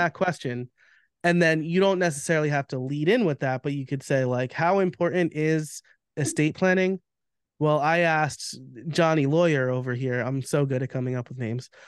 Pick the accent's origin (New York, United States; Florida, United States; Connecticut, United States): New York, United States; I'm from New York, so, like, we're just very candid and direct